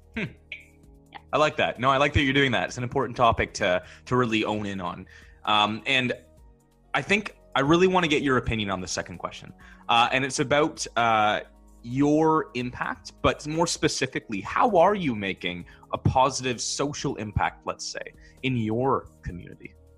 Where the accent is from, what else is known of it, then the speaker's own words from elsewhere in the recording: Barrie, Ontario, Canada; I'm from Barrie, Ontario, and it's about an hour from Toronto.